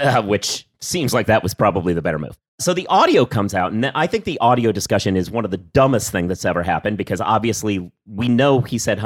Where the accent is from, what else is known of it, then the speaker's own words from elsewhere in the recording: Midwest and West Coast, United States; accent: Midwest and West Coast; first language English; My accent is drawn largely from the Midwest and West Coast